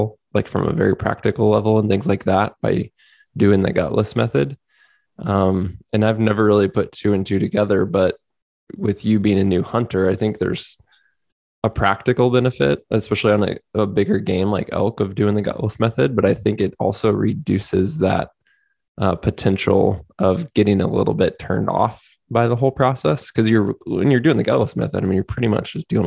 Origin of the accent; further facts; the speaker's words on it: Midwest, United States; I grew up in the Midwest.